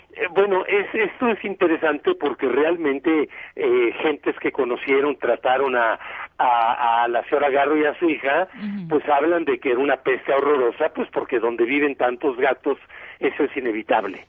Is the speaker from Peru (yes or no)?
no; Mexico